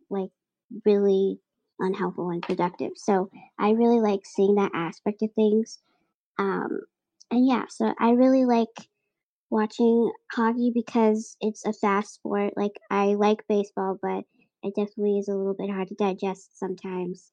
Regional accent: Boston, Massachusetts, United States; a New England sports fan growing up in Dorchester

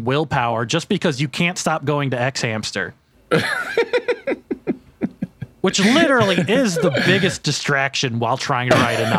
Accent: United States; my experience of growing up near the Merrimack River that fucking flooded constantly

